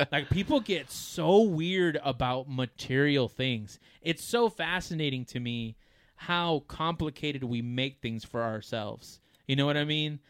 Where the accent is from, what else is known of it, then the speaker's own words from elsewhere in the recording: United States; as an American